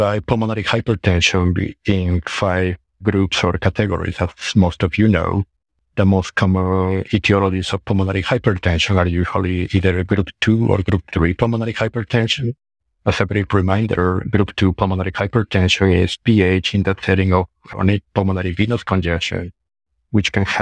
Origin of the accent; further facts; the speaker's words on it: Peru; moved away as an adult; also born or lived in Arizona, United States / Oklahoma, United States / Stanford, United States; now in Oklahoma City, United States; I'm from Peru. I did med school in Peru, Universidad Peruana Cayetano Heredia. Then I moved to the United States to do my medical training.